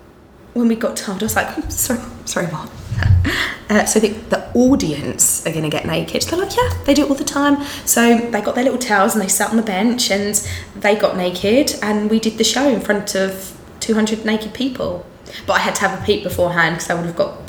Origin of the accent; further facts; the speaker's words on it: Essex, East of England, United Kingdom; accent: Essex; my Essex accent